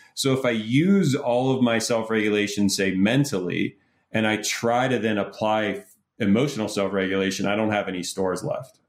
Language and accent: English; Pittsburgh, Pennsylvania, United States; I grew up in Pittsburgh